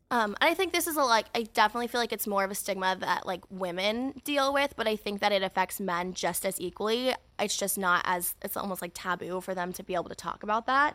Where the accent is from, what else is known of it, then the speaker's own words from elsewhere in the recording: California, United States; my hometown